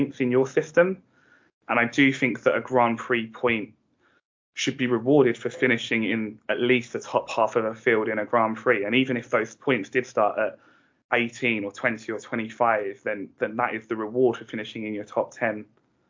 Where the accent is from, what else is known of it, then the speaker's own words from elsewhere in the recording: England, United Kingdom; we're three blokes from England